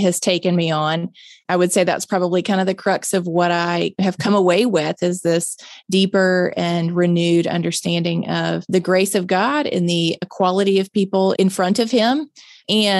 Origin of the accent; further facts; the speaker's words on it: Mississippi, United States; born and raised in Mississippi